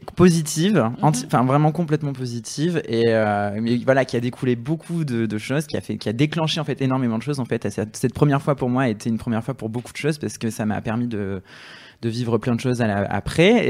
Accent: south of France, France; je viens du sud de la France

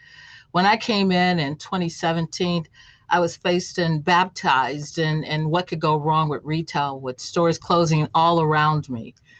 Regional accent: Chicago, Illinois, United States; also born or lived in Memphis, Tennessee; I was born in Memphis, Tennessee, but my family migrated to the Chicago area. So I grew up on the south side of Chicago in the 34th Ward.

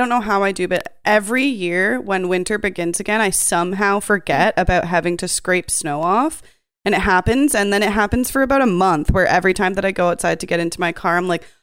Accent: Canada; so we're all Canadian

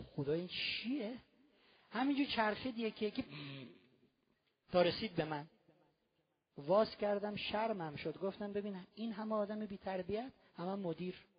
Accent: Iran; ما ایرانی هستیم توی ایران زندگی میکنیم

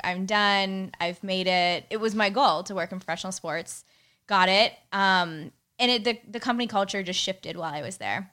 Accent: Pittsburgh, Pennsylvania, United States; moved away as an adult; now in San Diego, United States; I grew up in Pittsburgh, which is a huge, huge sports town

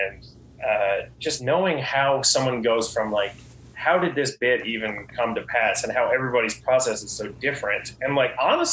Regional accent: Gander, Newfoundland and Labrador, Canada; now in St. John's, Canada; I started doing like a Christmas show just in Gander, just like in my hometown

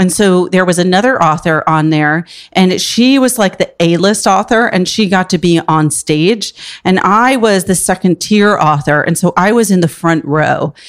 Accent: Port Washington, New York, United States; also born or lived in Upper West Side, New York City; I grew up on Long Island and in the city on the weekends

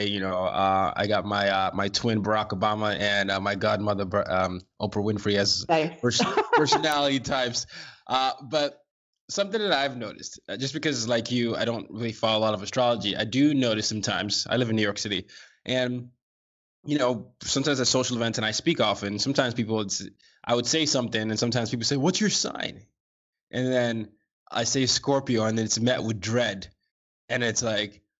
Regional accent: Nigeria; American international school before going back to Nigeria, I went through this pendulum swing of being too Nigerian to not being Nigerian enough when I got back to Nigeria

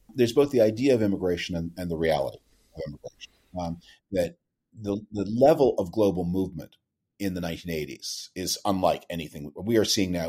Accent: Canada; moved away; I grew up in Canada.

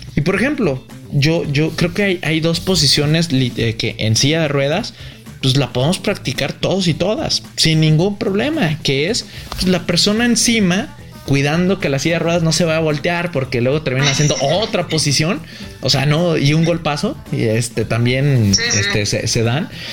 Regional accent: Guadalajara, Jalisco, Mexico; yo soy de Guadalajara

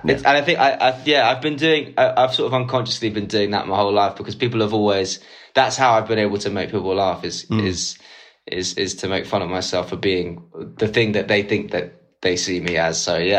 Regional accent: Islington, London, United Kingdom; I went to school in Walthamstow, {S6} right, {S5} and it was like, and I was from Islington

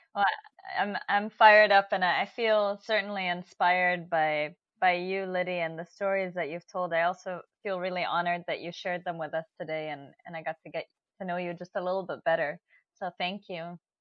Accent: Oman; growing up in Oman, I had a very particular history taught to me

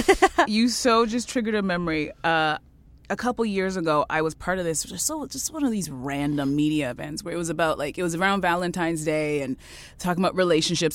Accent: Canada; I was born in Canada

